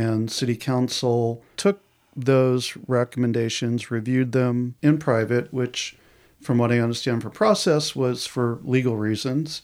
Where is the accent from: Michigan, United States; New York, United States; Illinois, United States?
New York, United States; outside of New York City, United States; now in Portland, United States; I grew up outside of New York City.